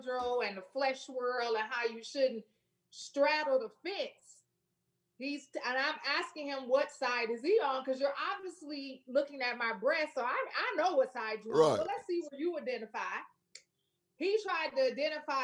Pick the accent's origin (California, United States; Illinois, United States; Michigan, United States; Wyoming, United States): Michigan, United States; Flint; moved away as an adult; now in Memphis, United States; I'm from Flint, Michigan.